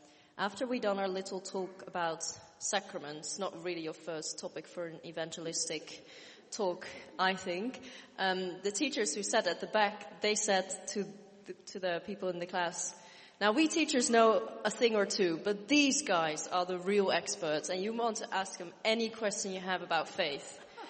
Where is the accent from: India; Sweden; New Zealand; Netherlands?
Netherlands; now in United Kingdom; I come from the Netherlands